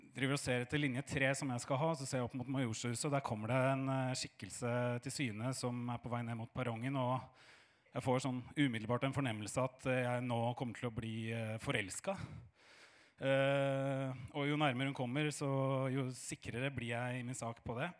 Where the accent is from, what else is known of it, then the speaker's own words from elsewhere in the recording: Oslo, Norway; jeg er fra Fagerborg